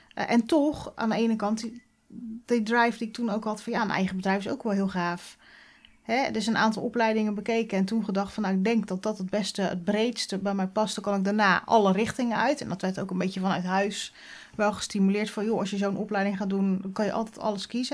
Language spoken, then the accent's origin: Dutch; Oud-Beijerland, South Holland, Netherlands; also born or lived in Gouderak; now in Krimpen aan den IJssel, Netherlands; Ik ben eh, opgegroeid in Oud-Beierland. Nou, dat ligt ongeveer een kilometer